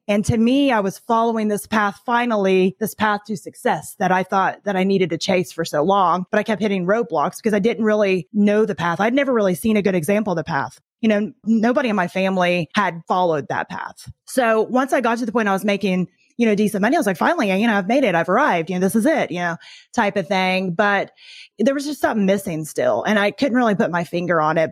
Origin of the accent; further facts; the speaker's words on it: Tennessee, United States; I grew up in Tennessee, which is true, but I was only there from the time I was about eight until I graduated